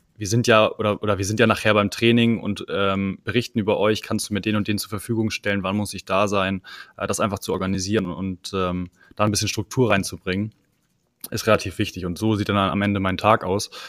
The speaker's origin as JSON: {"language": "German", "town": "Kiel", "region": "Schleswig-Holstein", "country": "Germany", "moved": "as an adult", "lives_now": "Hamburg, Germany", "said": "ich komme ursprünglich aus Kiel"}